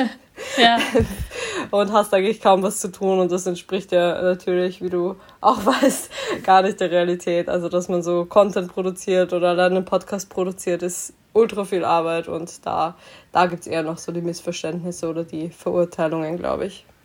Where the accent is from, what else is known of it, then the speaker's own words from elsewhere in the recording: Graz, Styria, Austria; moved away as an adult; now in Vienna, Austria; ich komme ursprünglich aus Graz und bin so alibimäßig fürs Studium nach Wien gezogen